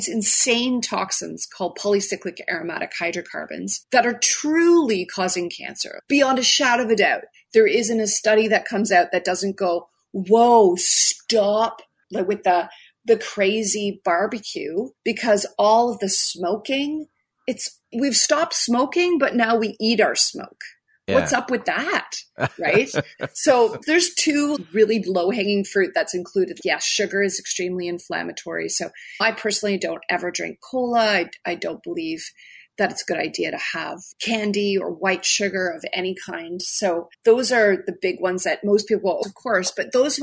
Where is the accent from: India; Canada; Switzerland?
Canada; I'm Canadian